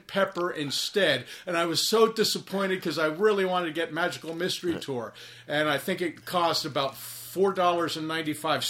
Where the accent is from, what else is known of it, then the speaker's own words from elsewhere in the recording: Princeton, New Jersey, United States; Growing up in Princeton